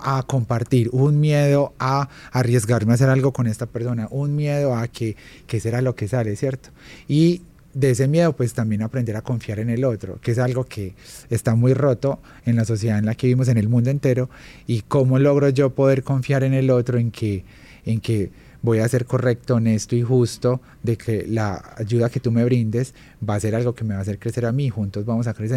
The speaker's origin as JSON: {"language": "Spanish", "town": "Armenia", "region": "Quindío", "country": "Colombia", "moved": "as an adult", "said": "yo soy de Armenia Quindío, soy del eje cafetero, entonces vengo como de una tierra súper pequeña, pero súper hogareña"}